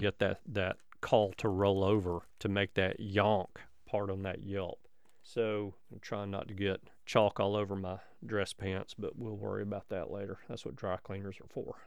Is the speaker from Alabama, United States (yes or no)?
yes; Alabama, United States; my home state